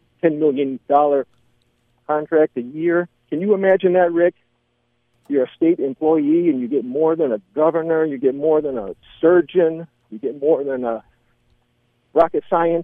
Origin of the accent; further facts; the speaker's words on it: Lansing, Michigan, United States; moved away as an adult; I grew up in Lansing, Michigan. That's where I was born and raised. I lived 18 years there, my first 18 years.